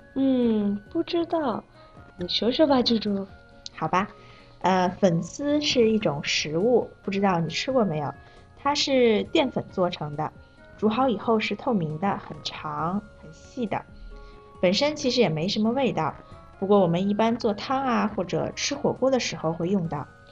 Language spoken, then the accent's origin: Chinese; Malaysia; Chinese is a second language; 我是来自马来西亚的